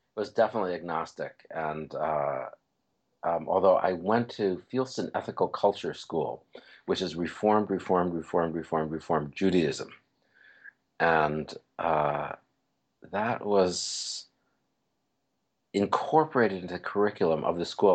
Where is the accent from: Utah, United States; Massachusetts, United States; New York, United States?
New York, United States; New York City; moved away; also born or lived in Bay Area; I grew up in New York City